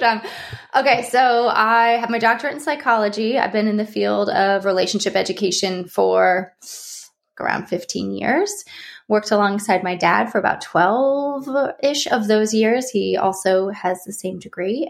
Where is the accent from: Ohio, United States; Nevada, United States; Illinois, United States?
Ohio, United States; now in California, United States; I live in California, but I'm from Ohio